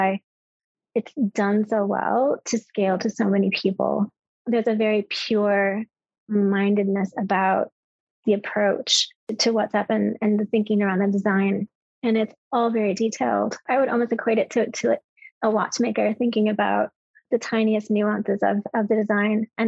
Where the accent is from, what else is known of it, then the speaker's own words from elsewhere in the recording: United States; as an American